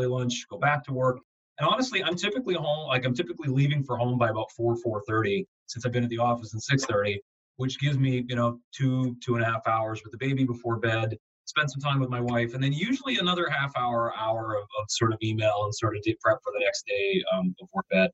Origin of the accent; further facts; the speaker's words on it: Southern Ontario, Canada; moved away; also born or lived in Buffalo, New York; I'm from Southern Ontario